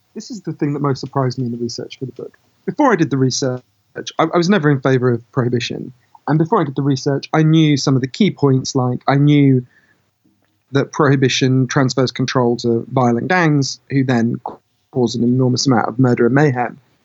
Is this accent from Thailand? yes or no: no; United Kingdom; my home country, Britain